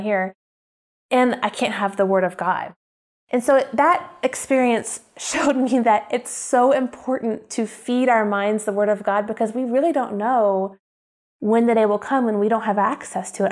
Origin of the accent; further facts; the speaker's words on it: Oklahoma, United States; moved away; this housewife from Oklahoma, the Bible Belt, who loves Target and Starbucks